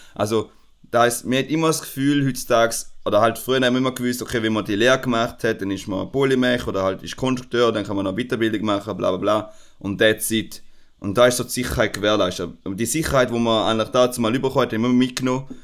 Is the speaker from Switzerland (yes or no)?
yes; Switzerland; bei uns in der Schweiz